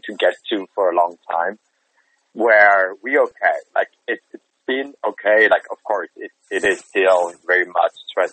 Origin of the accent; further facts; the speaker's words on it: Fribourg, Switzerland; moved away as an adult; also born or lived in United States; I'm in Switzerland right now, in the town of Fribourg, which is my hometown